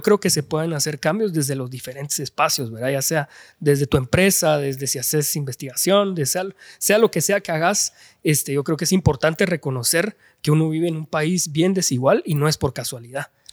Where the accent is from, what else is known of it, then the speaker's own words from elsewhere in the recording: Guatemala City, Guatemala Department, Guatemala; toda mi vida he vivido en la zona 5 de la ciudad de Guatemala